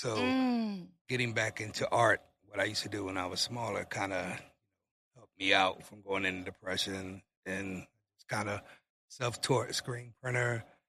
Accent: Philadelphia, Pennsylvania, United States; moved away as an adult; now in Virginia, United States; Well, I was born here. I was raised in Philly. Just came back when I was 18.

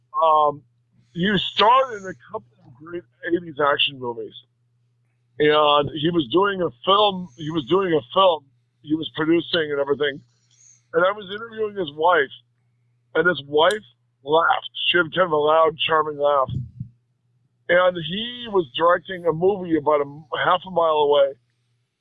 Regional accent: Detroit, Michigan, United States; I'm from the Midwest. I'm from Detroit

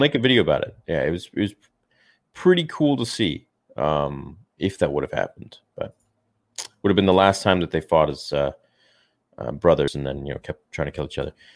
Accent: Canada; I'm from Canada

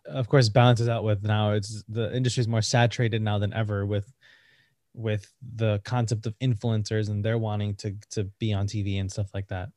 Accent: Connecticut, United States; moved away as an adult; now in New York, United States; I'm from Connecticut

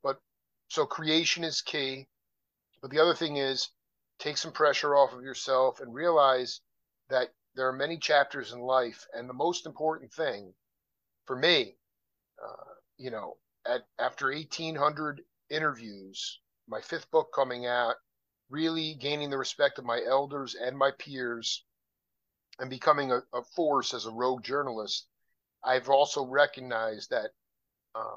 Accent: Long Island, New York, United States; now in Tucson, United States; I was born in Long Island, so I know, I mean, I'm a New Yorker, but I live in Tucson, Arizona

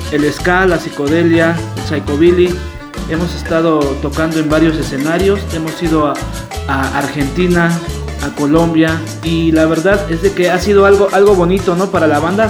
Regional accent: Naucalpan, State of Mexico, Mexico; Somos acá de Naucalpan.

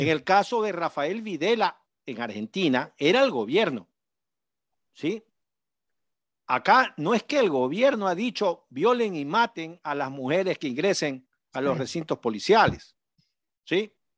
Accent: Manabí, Ecuador; en mi tierra, en Manabí.

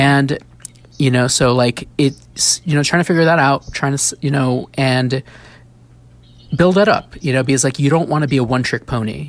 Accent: New York City, New York, United States; as a kid growing up in the Bronx

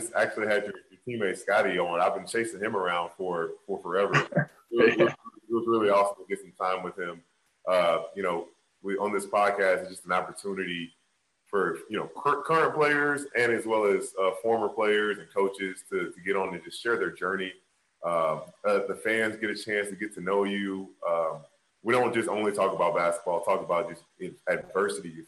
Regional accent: Jacksonville, Florida, United States; I'm from Jacksonville, and my whole adult life, as far as living in America, I've only lived in Florida

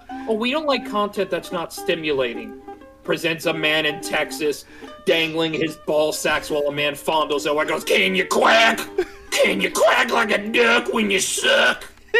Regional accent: Canada; Technically, I'm Canadian

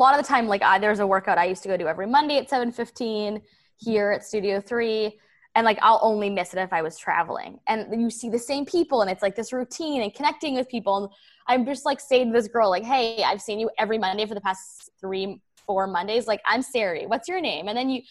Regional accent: Toronto, Ontario, Canada; like where I grew up in Toronto, a lot of people don't move, like don't leave Toronto.

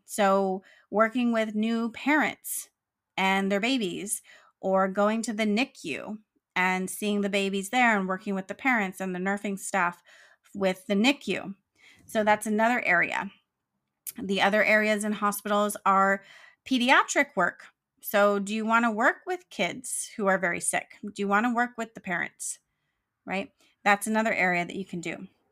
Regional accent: California, United States; I'm proud of my home state of California

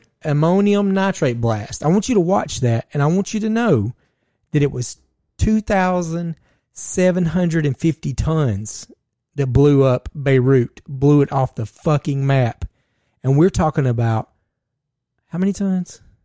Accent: Georgia, United States; we are from Georgia

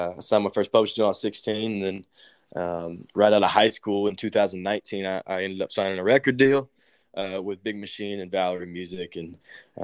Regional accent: Nashville, Tennessee, United States; I grew up in Nashville

